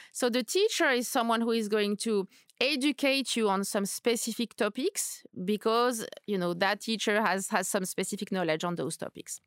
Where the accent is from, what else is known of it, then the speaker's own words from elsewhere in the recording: Paris, Île-de-France, France; moved away as an adult; also born or lived in New York / Madrid; now in London, United Kingdom; So I am French. I was born and raised in Paris